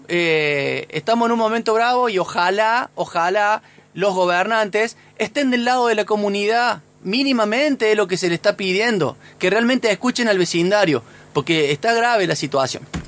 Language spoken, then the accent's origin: Spanish; Sierras Chicas, Córdoba, Argentina; vos y yo somos nacidos y criados allá en las Sierras Chicas, prácticamente.